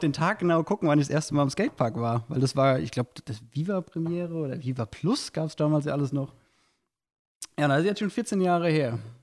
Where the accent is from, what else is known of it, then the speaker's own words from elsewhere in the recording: Goddelau, Hesse, Germany; ich bin in Gottelau groß geworden